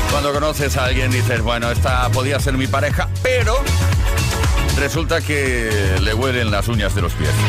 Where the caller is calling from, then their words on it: Leganés, Community of Madrid, Spain; de Leganés.